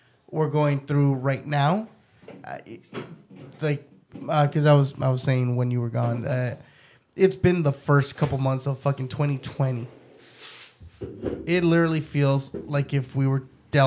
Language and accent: English; Los Angeles, California, United States; first language Spanish; English is a second language; I fucking grew up in East L.A. I knew Spanish at first, learned English